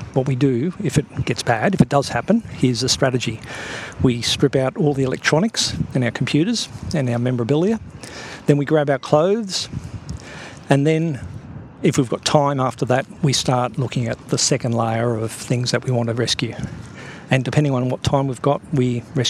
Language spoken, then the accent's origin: English; Toowoomba, Queensland, Australia; my hometown of Toowoomba.